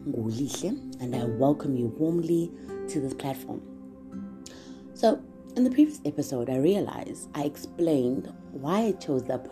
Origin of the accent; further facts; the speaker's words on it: KwaMashu, KwaZulu-Natal, South Africa; I am from KwaMashu, which is a town in Durban.